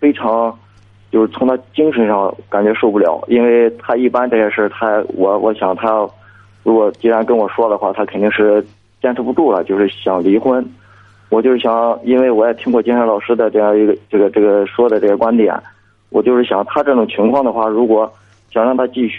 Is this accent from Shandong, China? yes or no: yes; Shandong, China; 我是山东的。